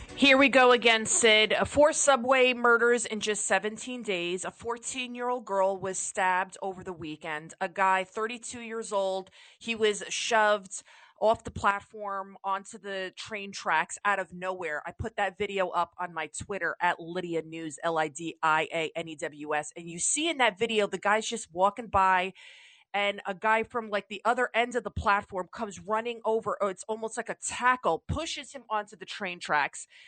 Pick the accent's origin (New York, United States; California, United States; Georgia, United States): New York, United States; I'm a New Yorker